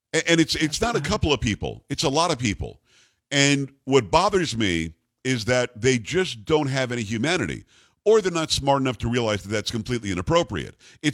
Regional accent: Florida, United States; moved away; also born or lived in Lansing, Michigan; I grew up in Florida. We faced hurricanes all the time.

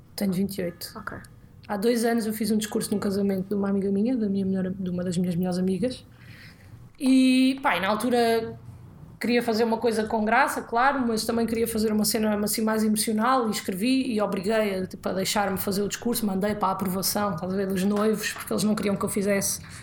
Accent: Alentejo, Portugal; moved away; also born or lived in Porto; eu cresci no Alentejo

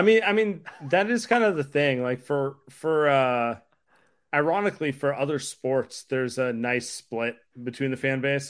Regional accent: Northern California, United States; we're all from Northern California

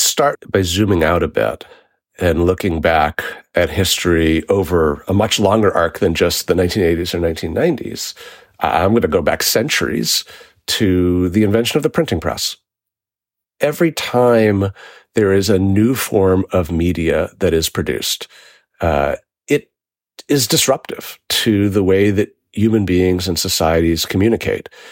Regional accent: New York City, New York, United States; I grew up in New York City in the nineteen eighties

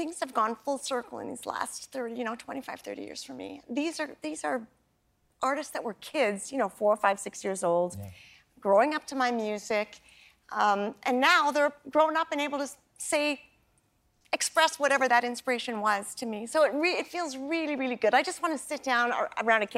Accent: Canada; my childhood growing up in Canada

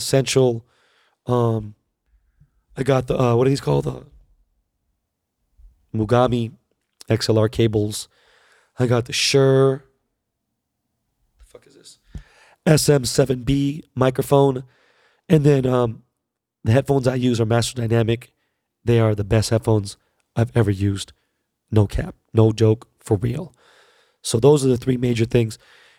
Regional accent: New Jersey, United States; now in Los Angeles, United States; I'm from New Jersey. Can't find a good spot.

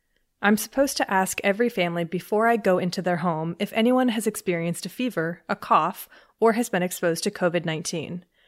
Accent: Mexico City, Mexico; I'm originally from Mexico City, and ironically enough, I lived through the H1N1 outbreak during my senior year of high school.

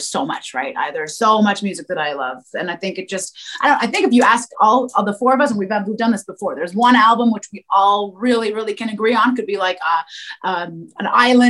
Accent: Montreal, Quebec, Canada; my hometown, which is Montreal. I was born here.

